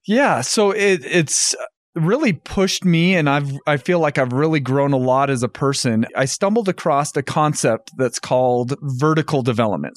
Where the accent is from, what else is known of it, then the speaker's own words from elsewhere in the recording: North Ogden, Utah, United States; moved away as an adult; also born or lived in Indiana; So I grew up in North Ogden, Utah